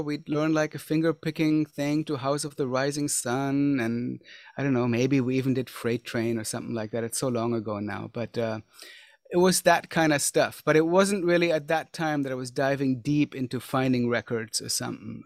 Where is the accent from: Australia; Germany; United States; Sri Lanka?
Germany; growing up, I grew up in Germany